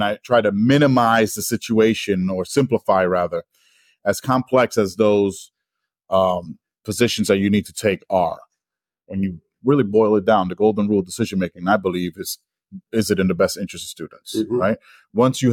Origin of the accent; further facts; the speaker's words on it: New York City, New York, United States; now in Denver, United States; I'm from the Bronx